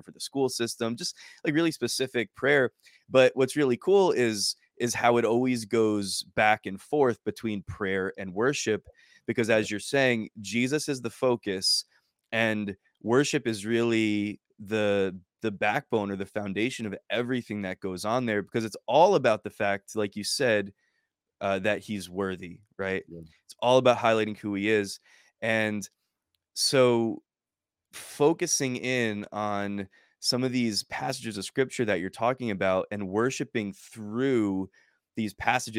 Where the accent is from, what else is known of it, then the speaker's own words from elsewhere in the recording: United States; being obviously an American and being in another nation and far from, you know, how I grew up and my culture